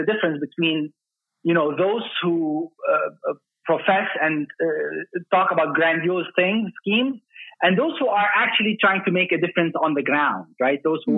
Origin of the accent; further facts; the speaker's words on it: Dubai, United Arab Emirates; So I was actually born and raised in Dubai in the United Arab Emirates in 1974.